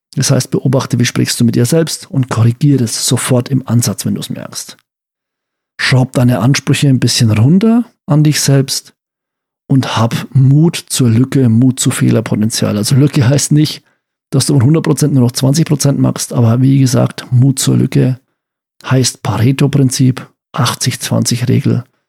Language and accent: German; Franconia, Bavaria, Germany; bei uns in Franken